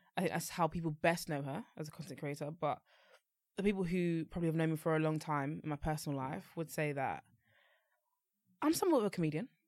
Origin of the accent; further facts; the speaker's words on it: London, United Kingdom; I grew up and lived until last year, November, in Newham, in East London